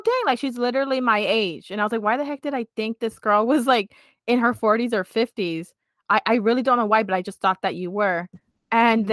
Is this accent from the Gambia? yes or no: no; United States; we're from the States